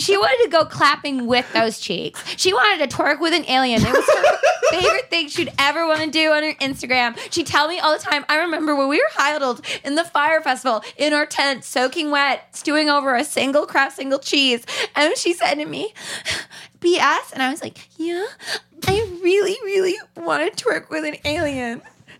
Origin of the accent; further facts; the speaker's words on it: California, United States; Yeah, well, I'm from California. I don't understand what planes are.